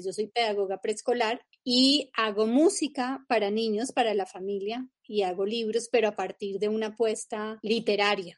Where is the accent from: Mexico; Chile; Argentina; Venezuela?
Venezuela; Yo nací en Venezuela